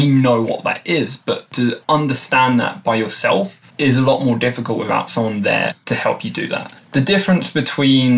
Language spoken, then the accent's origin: English; Erith, London, United Kingdom; I'm from Southeast London, a small town called Erith, which probably not many people know